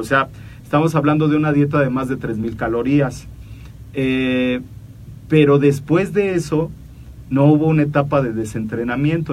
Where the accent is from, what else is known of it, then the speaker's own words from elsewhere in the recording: Mexico; somos mexicanos